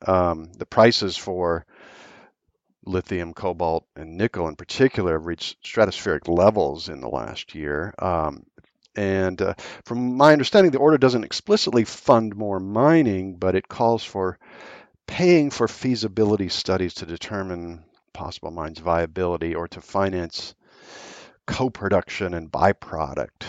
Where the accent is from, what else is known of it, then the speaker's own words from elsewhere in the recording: Billings, Montana, United States; when I was a kid growing up in Billings, Montana